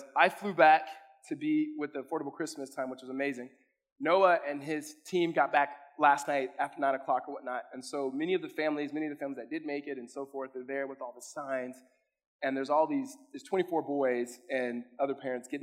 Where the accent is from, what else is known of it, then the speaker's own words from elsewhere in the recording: California, United States; now in Arizona, United States; I'm from California